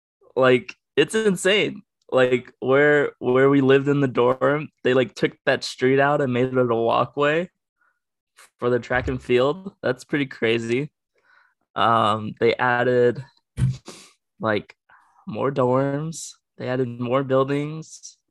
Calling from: Grants Pass, Oregon, United States; I'm coming live from Oregon.

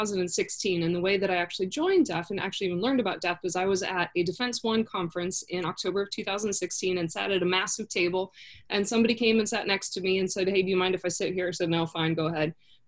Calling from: Florida, United States; So, I'm actually in Florida for the next 5 weeks. I escaped DC.

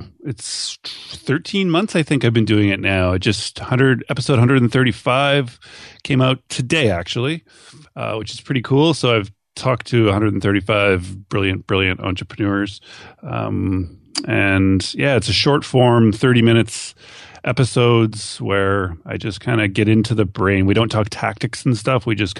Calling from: Thunder Bay, Ontario, Canada; I'm calling from Thunder Bay, Ontario, Canada, way, way up north of Minneapolis.

